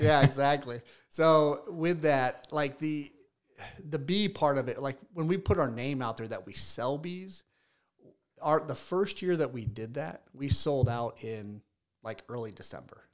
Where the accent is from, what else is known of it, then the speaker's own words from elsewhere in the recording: Fort Wayne, Indiana, United States; I'm from Fort Wayne, right? So I went to a high school much, much bigger than Leo.